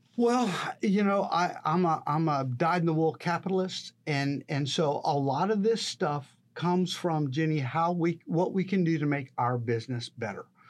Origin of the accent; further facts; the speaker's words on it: San Antonio, Texas, United States; moved away as an adult; now in Corpus Christi, United States; I grew up in San Antonio